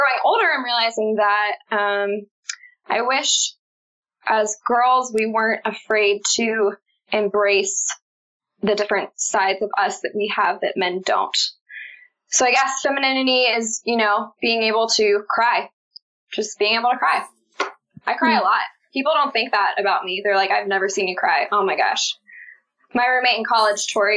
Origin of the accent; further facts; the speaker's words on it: Baltimore, Maryland, United States; I'm from Baltimore, Maryland